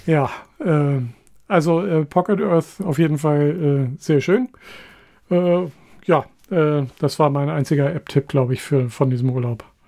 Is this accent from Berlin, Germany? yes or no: no; Hanover, Lower Saxony, Germany; als Hannoveraner